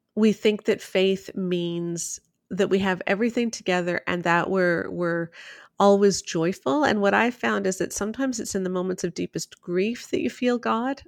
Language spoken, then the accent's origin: English; Toronto, Ontario, Canada; I grew up in Toronto, so largest city in Canada, I lived downtown for a lot of it, so big city girl.